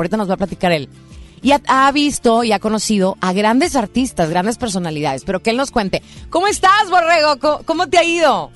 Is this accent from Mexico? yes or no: yes; Monterrey, Nuevo León, Mexico; todos los regios